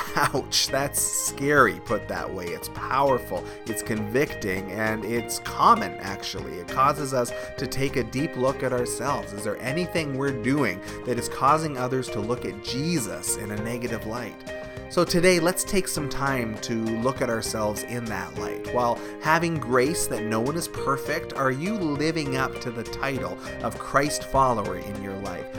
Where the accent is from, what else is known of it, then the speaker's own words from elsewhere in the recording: Canada; is a Canadian church, and we are proudly Canadian. We love our country